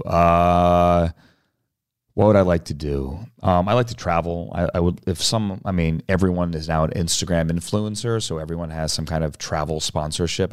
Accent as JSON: {"language": "English", "country": "United States", "tie": "born or raised there", "said": "I grew up in Washington, outside Washington, um, grew up around politics"}